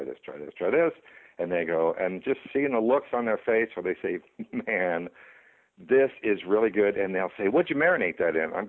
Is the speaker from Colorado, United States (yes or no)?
no; Virginia, United States; I grew up in Virginia